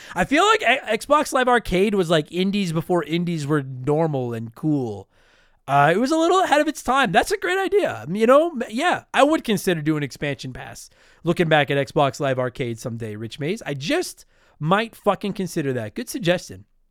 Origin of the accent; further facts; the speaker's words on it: Canada; as a Canadian